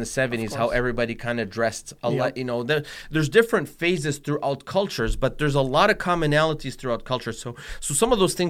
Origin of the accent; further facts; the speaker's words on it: Tunisia; like when I grew up in Tunisia, they used to wear the hijab.